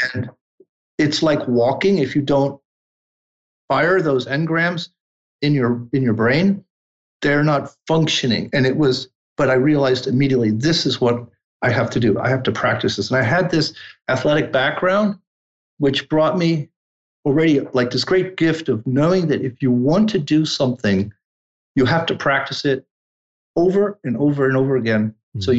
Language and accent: English; New York City, New York, United States; also born or lived in Milan, Italy / Turin, Italy; I was born in New York City, but at age three, returned to Italy